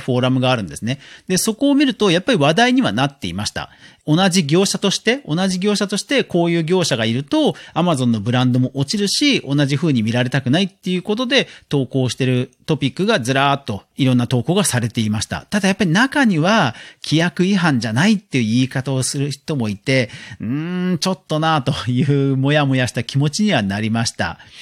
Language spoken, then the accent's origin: Japanese; Yokohama, Kanagawa, Japan; 実家が横浜なんで、横浜のことはある程度わかるんですけど